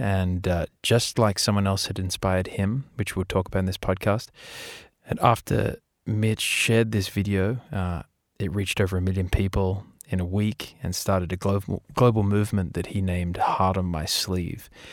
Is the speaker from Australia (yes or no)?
yes; Australia; we're Australian